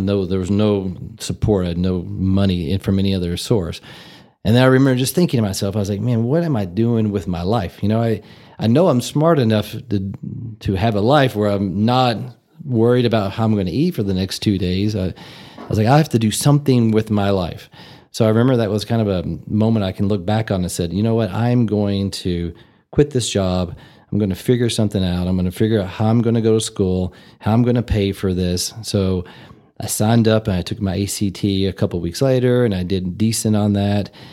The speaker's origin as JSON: {"language": "English", "town": "Louisville", "region": "Kentucky", "country": "United States", "tie": "born or raised there", "also_born_or_lived": "Tennessee / Memphis, Tennessee", "moved": "as an adult", "lives_now": "Amarillo, United States", "said": "I grew up in Louisville, Kentucky, and I was born in Tennessee, but I spent most of my life in, in Louisville, and that's where I lived through high school."}